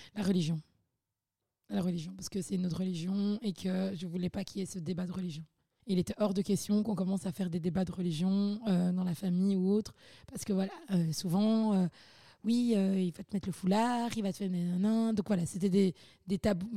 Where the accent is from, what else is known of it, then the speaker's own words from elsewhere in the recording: Belgium; j'ai grandi vraiment à la Belge